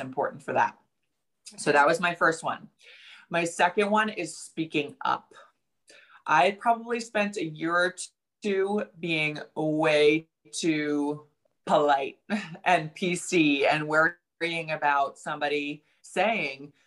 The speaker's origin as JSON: {"language": "English", "region": "New Jersey", "country": "United States", "said": "I'm from New Jersey. I grew up with a mouth a little bit"}